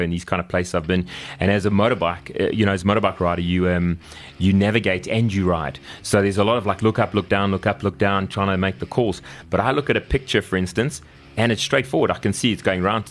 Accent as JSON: {"language": "English", "town": "Kempton Park", "region": "Gauteng", "country": "South Africa", "tie": "born or raised there", "also_born_or_lived": "Birmingham, United Kingdom", "said": "So I grew up here. I grew up in Kempton Park on the East Rand"}